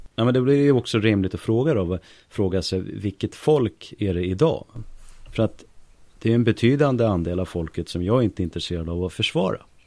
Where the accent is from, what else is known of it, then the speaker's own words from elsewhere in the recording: Stockholm, Stockholm County, Sweden; Jag kommer från eh, Hökarängen